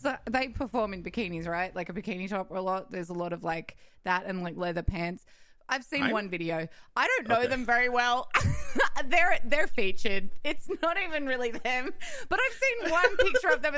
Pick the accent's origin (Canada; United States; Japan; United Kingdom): United Kingdom; Scotland; now in Australia; we grew up as like Scottish on the moors women